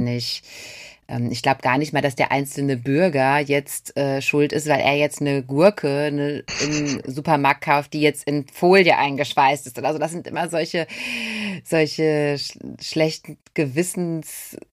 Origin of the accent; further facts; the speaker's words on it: Ruhr area, North Rhine-Westphalia, Germany; wir kommen ja aus dem Ruhrgebiet